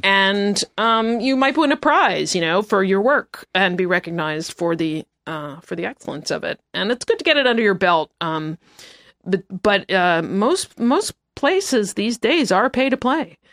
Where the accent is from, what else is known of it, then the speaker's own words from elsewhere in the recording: United States; also born or lived in New York; now in Los Angeles, United States; I am from New Jersey and New York